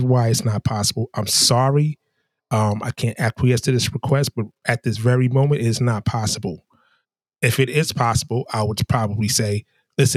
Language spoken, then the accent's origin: English; New York, United States; also born or lived in the South (US); now in the South, United States; as a New Yorker, those of my brethren and sisterin from New York